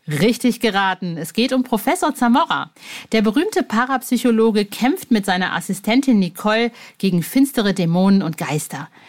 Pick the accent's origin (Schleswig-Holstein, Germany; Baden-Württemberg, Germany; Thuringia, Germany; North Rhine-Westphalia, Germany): North Rhine-Westphalia, Germany; also ich komme aus Ostwestfalen und wenn du zwischen Paderborn und Bielefeld